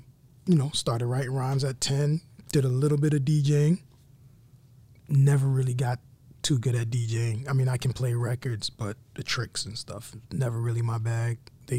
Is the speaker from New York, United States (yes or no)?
yes; New York City, New York, United States; I am from East Flatbush, Brooklyn, New York.